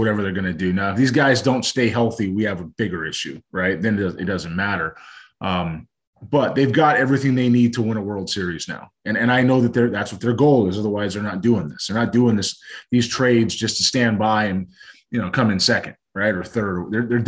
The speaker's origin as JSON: {"language": "English", "town": "Los Angeles", "region": "California", "country": "United States", "tie": "born or raised there", "said": "growing up in Los Angeles"}